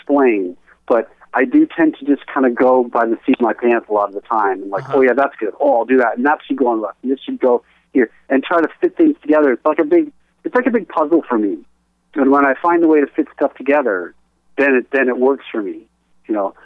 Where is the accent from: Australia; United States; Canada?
Canada; being Canadian